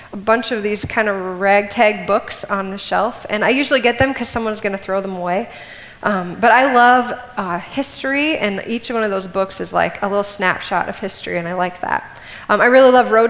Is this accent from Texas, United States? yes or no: no; Cedar Falls, Iowa, United States; I grew up here in Cedar Falls